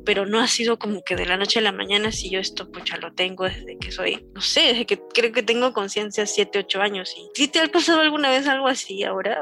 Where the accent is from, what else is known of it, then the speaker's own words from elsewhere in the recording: Peru; en Perú, porque yo soy de Perú